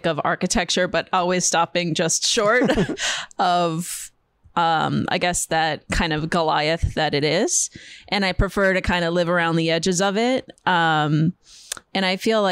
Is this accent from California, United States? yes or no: no; Upper Peninsula of Michigan, United States; also born or lived in Milwaukee; now in New York, United States; I'm from Upper Michigan